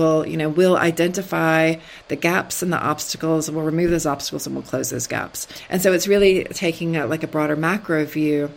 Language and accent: English; United States; moved away; also born or lived in China; I'm American